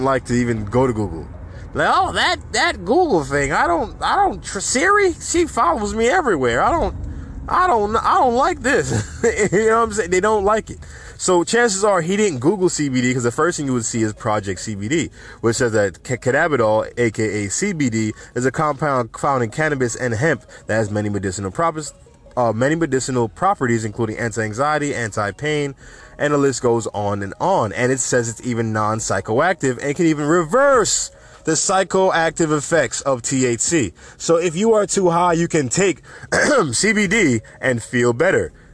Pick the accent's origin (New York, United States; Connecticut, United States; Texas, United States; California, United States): New York, United States; New York City; my hometown, New York City